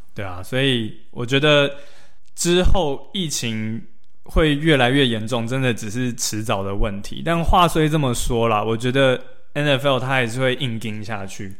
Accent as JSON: {"language": "Chinese", "country": "Taiwan", "said": "确实我们台湾人比较会有所谓的同情票的"}